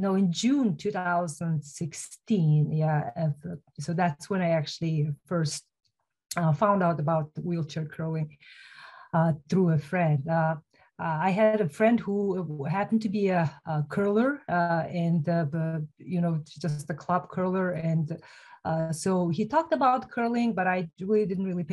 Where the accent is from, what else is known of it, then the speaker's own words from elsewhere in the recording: Mongolia; moved away as an adult; now in United States; I'm originally from Mongolia